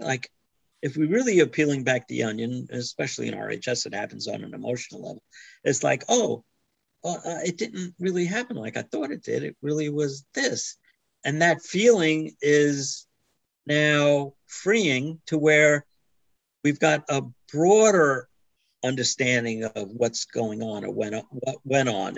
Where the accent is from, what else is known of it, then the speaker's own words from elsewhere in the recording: New York, United States; I was born in New York